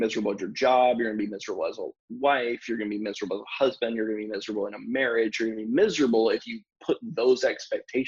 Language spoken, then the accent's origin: English; North Carolina, United States; moved away; I'm from North Carolina originally